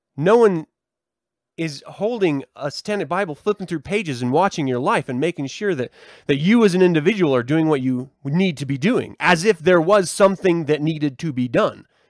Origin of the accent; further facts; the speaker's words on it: United States; we as a culture, as an American society